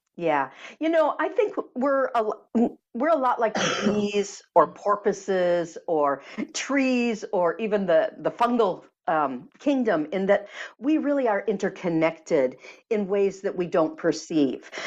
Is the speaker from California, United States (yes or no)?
no; Michigan, United States; I grew up in Michigan